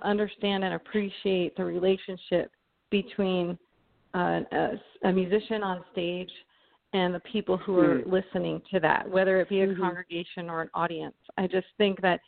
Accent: Arizona, United States; I grew up in Arizona

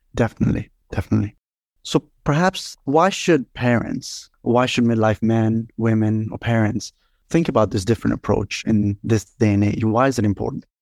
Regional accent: Sweden; also born or lived in India; I was born in India, and, uh, then we migrated to Sweden at the eight, when I was six years old, and that's really where I grew up

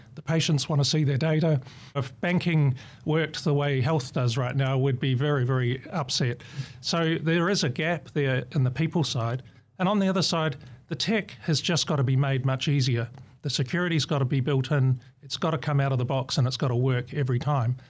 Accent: New Zealand; moved away as an adult; now in Australia; I'm a Kiwi.

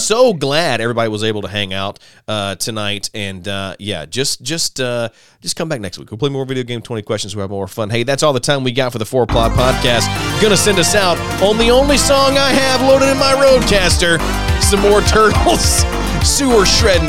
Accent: Alabama, United States; I grew up in Alabama

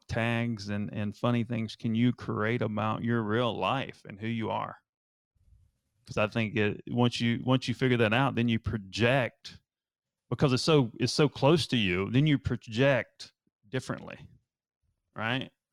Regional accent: Asheville, North Carolina, United States; now in Charleston, United States; I'm from North Carolina

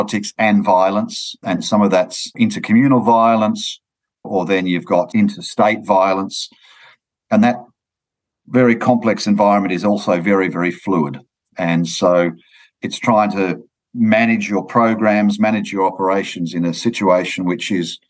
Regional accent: Sydney, New South Wales, Australia; I grew up in Sydney

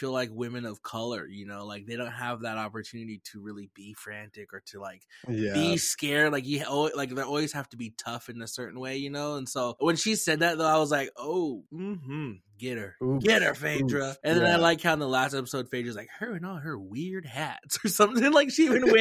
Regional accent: Lapwai, Idaho, United States; moved away; my home school, my hometown, Lavoie Wildcats

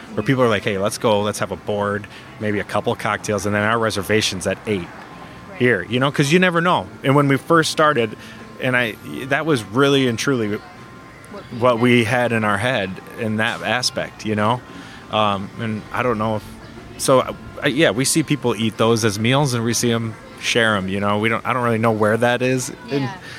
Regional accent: Frankenmuth, Michigan, United States; also born or lived in Sault Ste. Marie, Ontario; I grew up in Frankenmuth

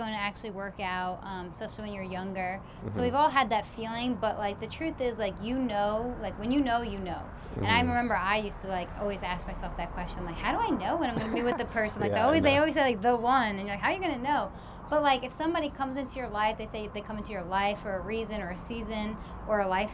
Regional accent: near Poughkeepsie, upstate New York, United States; moved away as an adult; also born or lived in Charlotte; I'm from upstate New York, up by Poughkeepsie

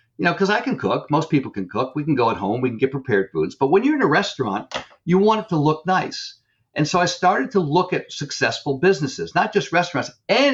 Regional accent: Northeast, United States; I'm from the Northeast

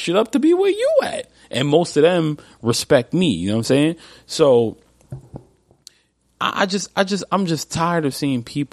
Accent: New York, United States; I'm from New York.

